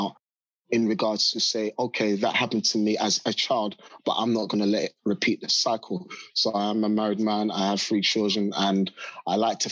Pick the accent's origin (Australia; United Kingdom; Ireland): United Kingdom; London; I grew up in South London, a very rough part of South London called Battersea.